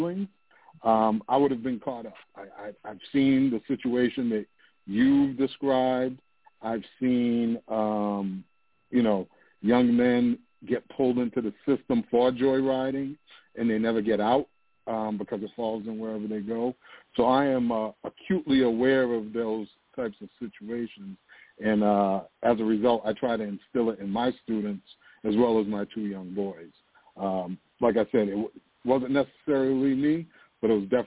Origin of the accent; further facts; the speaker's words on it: United States; I was born in the United States after he immigrated